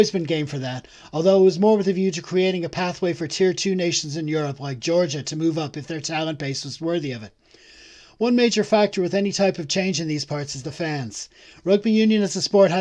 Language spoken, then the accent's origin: English; Ireland; As an Irish fan